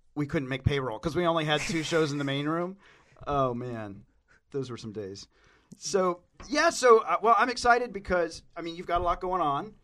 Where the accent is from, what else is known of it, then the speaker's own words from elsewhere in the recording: Tennessee, United States; I'm from Tennessee